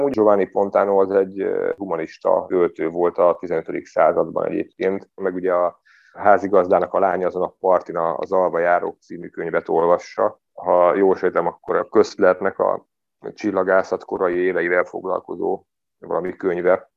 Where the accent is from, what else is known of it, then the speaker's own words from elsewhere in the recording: Budapest, Hungary; moved away as an adult; now in Szigetmonostor, Hungary; Budapesten születtem, ott is éltem több mint 30 éven keresztül, és akkor Szigetmonostorra költöztem a Szentendrei szigetre